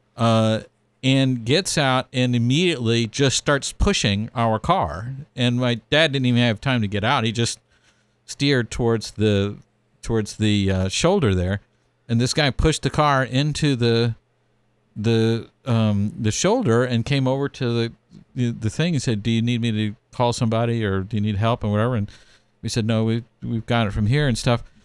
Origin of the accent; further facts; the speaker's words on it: Texas, United States; growing up in Texas